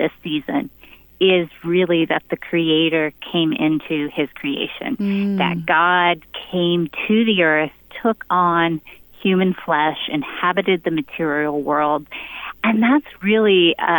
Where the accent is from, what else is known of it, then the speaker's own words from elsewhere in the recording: Pennsylvania, United States; we both grew up in rural spaces. I grew up in Pennsylvania